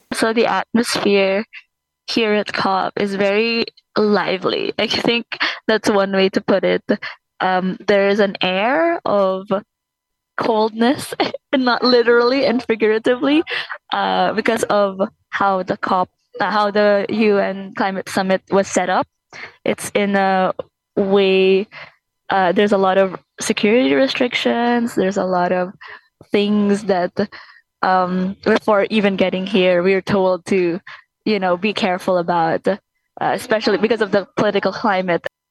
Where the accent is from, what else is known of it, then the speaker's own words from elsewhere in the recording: Philippines; I'm from the Philippines